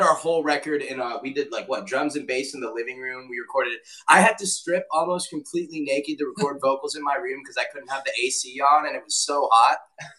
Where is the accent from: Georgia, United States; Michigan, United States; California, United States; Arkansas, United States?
Michigan, United States; I'm Indian American as well. My parents immigrated to Michigan from India